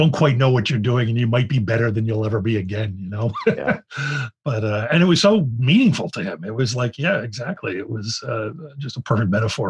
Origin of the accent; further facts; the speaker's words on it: Philadelphia, Pennsylvania, United States; I'm from Philadelphia.